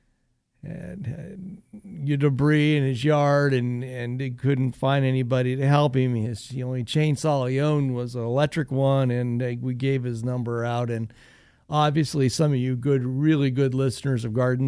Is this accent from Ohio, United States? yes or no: yes; Northwest Ohio, United States; I grew up in Northwest Ohio